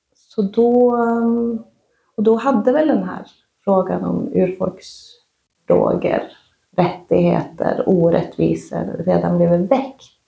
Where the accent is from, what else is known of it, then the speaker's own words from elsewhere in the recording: Sweden; also born or lived in Oslo; Jag är uppvuxen i en renskötarfamilj i Svarkensita och i Vapsten sameby